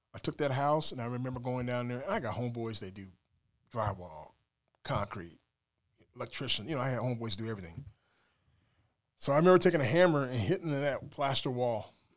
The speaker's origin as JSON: {"language": "English", "town": "Des Moines", "region": "Iowa", "country": "United States", "said": "I'm from Des Moines, Iowa, cornfed, Midwest boy."}